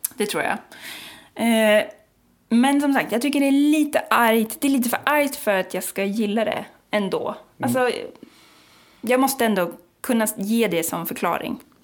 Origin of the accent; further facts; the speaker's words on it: Sweden; vi som deppiga svenskar